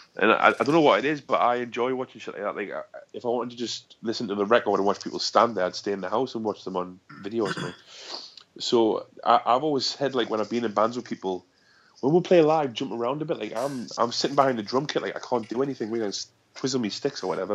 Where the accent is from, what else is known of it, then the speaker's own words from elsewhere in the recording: South Shields, North East England, United Kingdom; I'm from South Shields